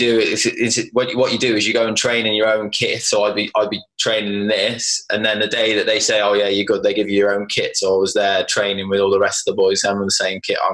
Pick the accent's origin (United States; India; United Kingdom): United Kingdom; Worcester, West Midlands; I'm from Worcester